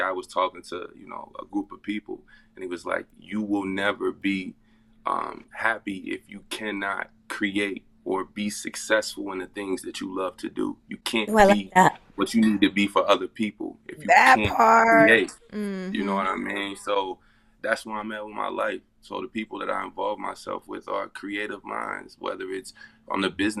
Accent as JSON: {"language": "English", "town": "Cincinnati", "region": "Ohio", "country": "United States", "said": "I'm from Cincinnati, Ohio"}